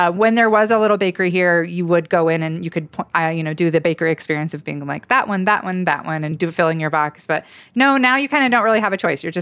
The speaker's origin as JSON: {"language": "English", "town": "Caldwell", "region": "Idaho", "country": "United States", "tie": "born or raised there", "said": "I grew up in Caldwell"}